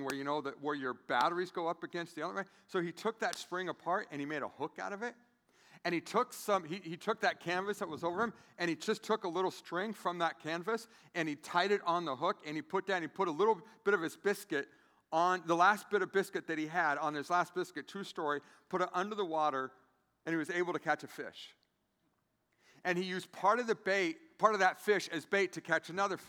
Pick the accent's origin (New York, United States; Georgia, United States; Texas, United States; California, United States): California, United States; San Diego; now in Grand Rapids, United States; I'm from San Diego, California.